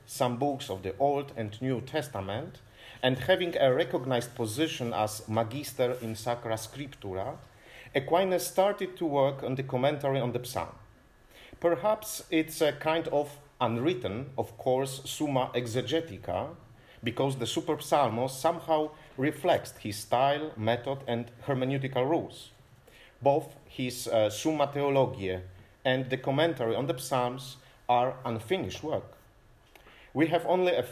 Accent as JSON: {"language": "English", "town": "Toruń", "region": "Kuyavian-Pomeranian Voivodeship", "country": "Poland", "said": "I'm from Torun, so the birthplace of Nicolaus Copernicus"}